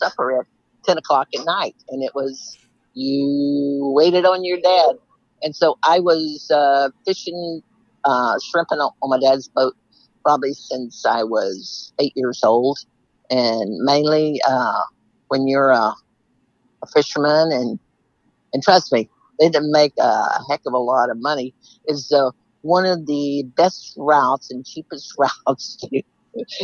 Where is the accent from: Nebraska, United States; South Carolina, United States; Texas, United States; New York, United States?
Texas, United States; Seadrift; I was born and raised in Sea Drift